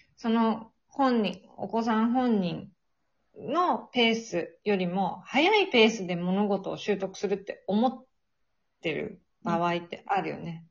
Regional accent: Kanto, Japan; moved away as an adult; now in Sweden; なんか関東人だから雪に慣れてないんだよね

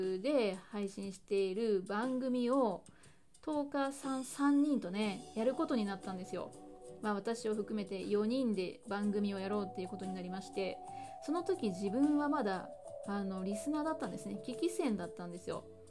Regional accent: Hyogo, Japan; 兵庫県出身で今も兵庫県に住んでいるんですけれども

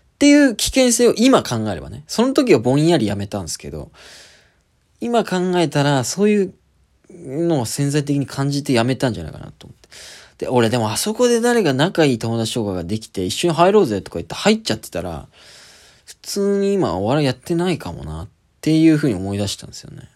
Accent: Kyushu, Japan; also born or lived in Kitakyushu; 家の近く、九州の九州工業大学っていう国立の大学に、しぶしぶ行くことになる

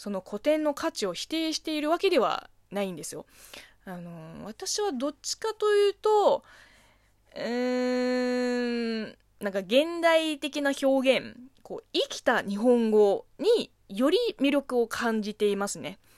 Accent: China; Japanese is a second language; この番組は中国生まれ中国育ちの私、むいむいがあなたの質問に答えていく

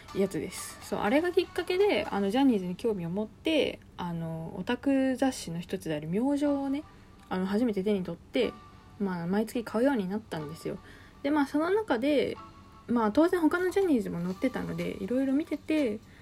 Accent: Niigata, Japan; 私の地元新潟

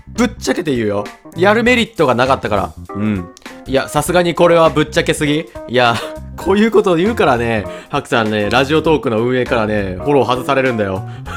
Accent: Kansai, Japan; accent: Kansai-ben; 今ちょっと関西弁出ちゃったわ

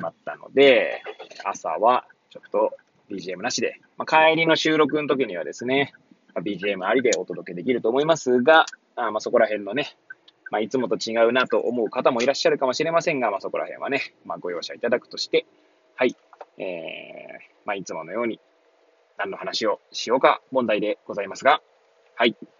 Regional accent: Hachioji, Tokyo, Japan; moved away as an adult; now in Kamaishi, Japan; この番組は八王子生まれ

